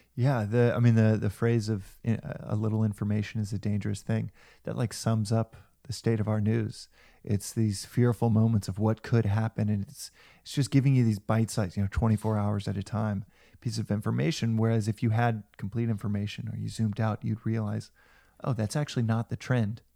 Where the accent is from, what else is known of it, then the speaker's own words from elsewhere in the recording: United States; also born or lived in South Africa; as American